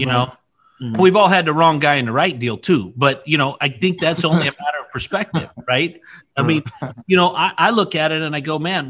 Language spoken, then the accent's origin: English; Idaho, United States; born and raised in Idaho